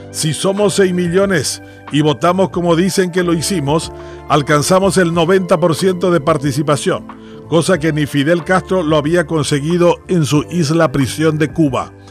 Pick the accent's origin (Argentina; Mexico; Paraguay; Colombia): Paraguay; Y que según un eh, condenado ex titular de la EBI, Tomás, somos los paraguayos unos sinvergüenzas.